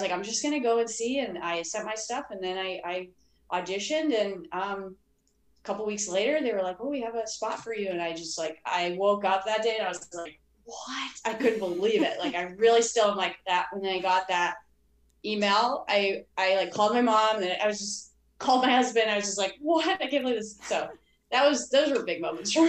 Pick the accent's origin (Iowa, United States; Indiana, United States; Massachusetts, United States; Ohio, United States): Massachusetts, United States; Boston; moved away; I grew up in Boston, outside of Boston